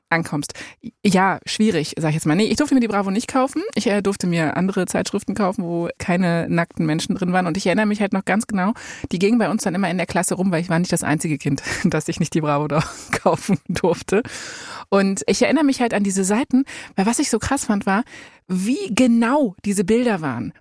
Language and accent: German; Berlin, Germany; Ich bin in Berlin geboren